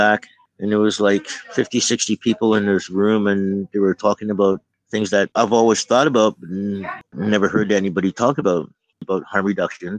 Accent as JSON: {"language": "English", "town": "Toronto", "region": "Ontario", "country": "Canada", "moved": "yes", "lives_now": "Vancouver, Canada", "said": "I'm from Toronto"}